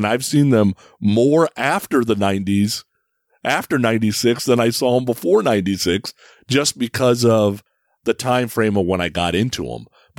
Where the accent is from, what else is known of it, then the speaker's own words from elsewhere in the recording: San Francisco, California, United States; moved away as an adult; now in Ohio, United States; Yeah, as I sit here today, you know, I live in Ohio now, but I grew up in the Bay Area. So I was in the Bay Area from 1980 to, what, 2021. I'm growing up in the Bay Area. I'm an MTV kid.